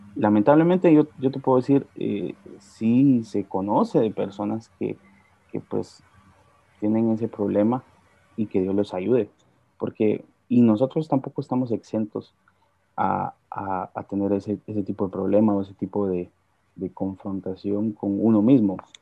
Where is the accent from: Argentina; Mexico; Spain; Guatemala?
Guatemala; yo nací en un hogar cristiano. Mis padres asistieron durante mucho tiempo a Iglesia Lim, aquí en Guatemala